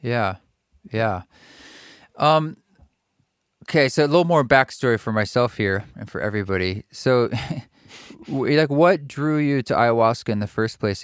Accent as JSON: {"language": "English", "region": "Oregon", "country": "United States", "tie": "born or raised there", "said": "I grew up in Oregon"}